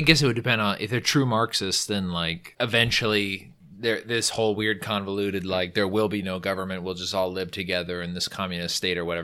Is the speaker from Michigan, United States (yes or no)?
no; California, United States; I'm from California, so we've always had a variety